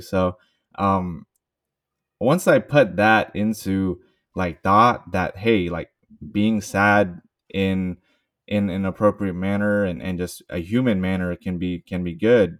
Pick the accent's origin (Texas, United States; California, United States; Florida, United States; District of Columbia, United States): California, United States; Bay Area; I am a Bay Area native, so born and raised in the Bay Area.